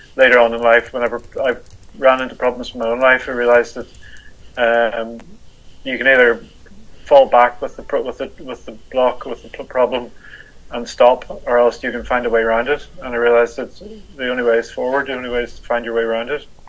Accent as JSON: {"language": "English", "town": "Belfast", "region": "Northern Ireland", "country": "United Kingdom", "tie": "born or raised there", "said": "I was brought up in the 70s in Belfast"}